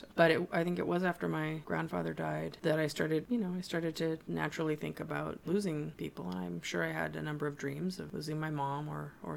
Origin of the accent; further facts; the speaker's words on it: Santa Cruz, California, United States; I'm from Santa Cruz